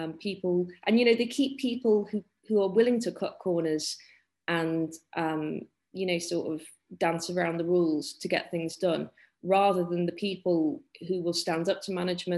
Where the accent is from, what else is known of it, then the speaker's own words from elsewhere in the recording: the Wirral, North West England, United Kingdom; We are quite near Liverpool here